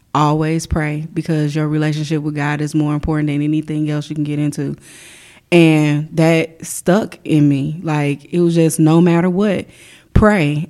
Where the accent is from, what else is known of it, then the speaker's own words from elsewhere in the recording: Chicago, Illinois, United States; I grew up in Chicago